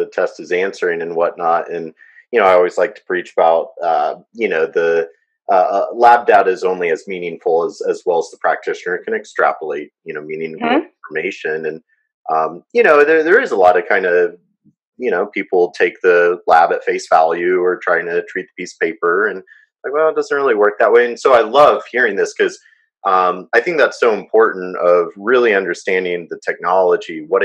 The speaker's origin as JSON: {"language": "English", "country": "United States", "said": "as an American"}